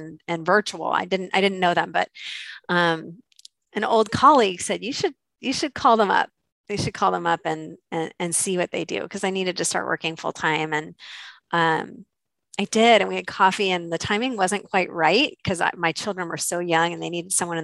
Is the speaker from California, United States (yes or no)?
yes; Santa Cruz, California, United States; I was working in a small office in my hometown in Santa Cruz, California.